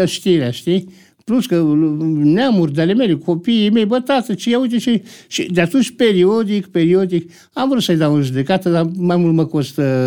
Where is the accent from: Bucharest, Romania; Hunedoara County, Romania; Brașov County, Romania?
Bucharest, Romania; M-am născut în București, dar uh, Uh, am făcut liceul uh, la Cantemir